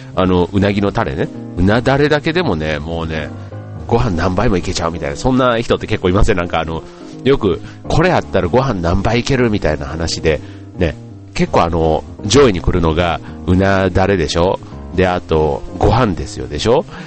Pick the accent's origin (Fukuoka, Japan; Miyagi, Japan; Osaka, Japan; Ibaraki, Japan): Osaka, Japan; moved away; 実家が大阪なんで、えっ、と、大阪に家族